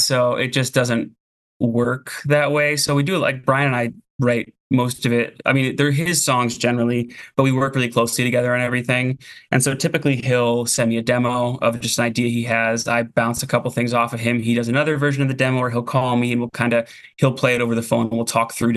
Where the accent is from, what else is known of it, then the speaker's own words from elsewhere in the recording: Florida, United States; moved away as an adult; also born or lived in Buffalo, New York; now in Portland, United States; I was born in Buffalo and then went to high school in Florida. My family moved there